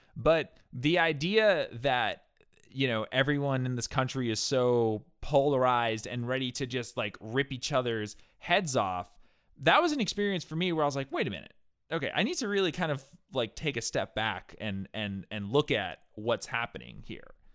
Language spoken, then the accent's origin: English; New Hampshire, United States; I grew up in New Hampshire.